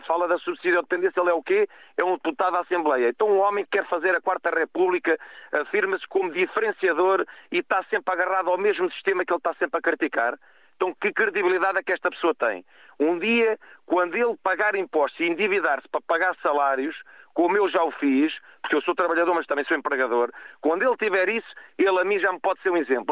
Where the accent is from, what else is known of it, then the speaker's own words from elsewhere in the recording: Cacém, Lisbon, Portugal; eu sou do Cacém.